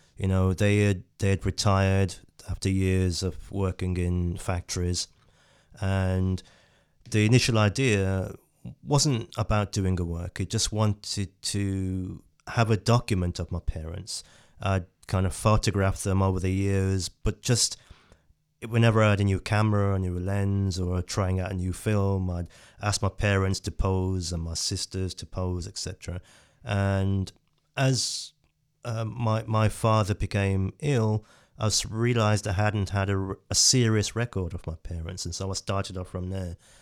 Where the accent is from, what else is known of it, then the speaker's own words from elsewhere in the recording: England, United Kingdom; I'm called English